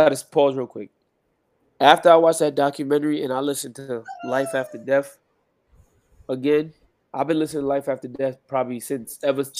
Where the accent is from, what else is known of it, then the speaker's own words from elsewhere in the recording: New York, United States; I'm from New York, and I know how Puerto Ricans are.